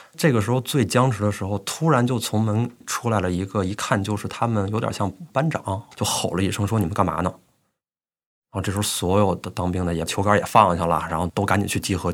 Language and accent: Chinese; Beijing, China; moved away as an adult; also born or lived in Shanghai; 我今年三十岁，嗯，我是北京人